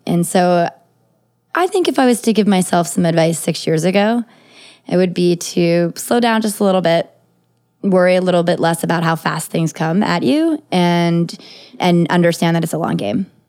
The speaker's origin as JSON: {"language": "English", "country": "United States", "tie": "born or raised there", "said": "I'm an American citizen and I was born here in the United States"}